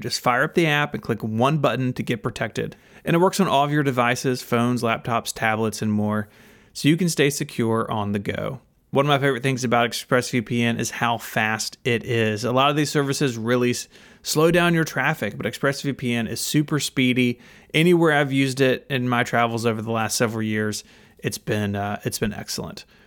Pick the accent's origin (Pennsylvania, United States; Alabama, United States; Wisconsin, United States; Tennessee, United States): Tennessee, United States; Memphis; I'm from Memphis, uh, still live in Memphis. I've lived here my whole life